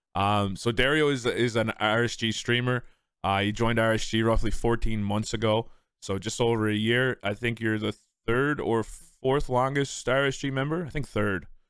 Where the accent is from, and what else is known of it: Newfoundland and Labrador, Canada